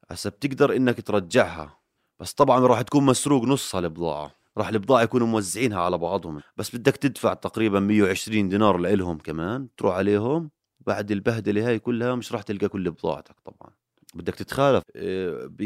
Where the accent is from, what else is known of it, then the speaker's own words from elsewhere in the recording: Jordan; كيف لو إنه إحنا مش أردنيين إيش كان عملتوا فينا